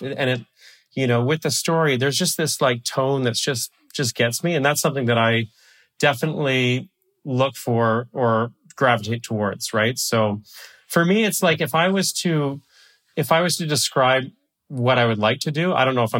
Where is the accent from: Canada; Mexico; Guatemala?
Canada; I am a Canadian